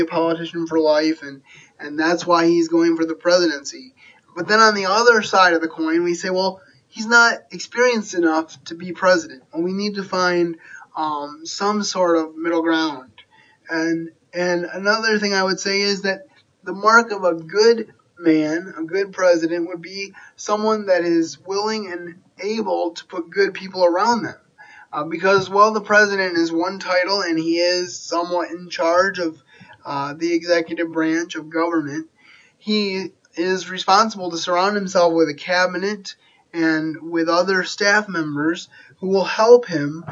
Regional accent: Grand Rapids, Michigan, United States; I do not live in Grand Rapids, but I grew up in the Grand Rapids area

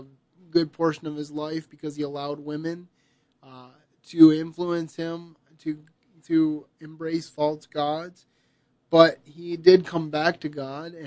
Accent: United States; I'm glad that I have the opportunity to live in this country

